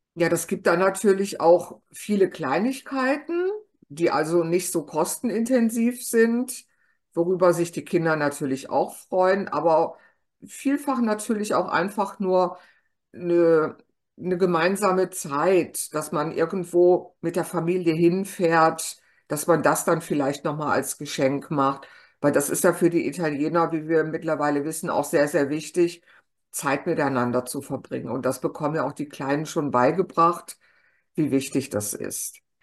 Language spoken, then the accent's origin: German; Germany; bei uns in Deutschland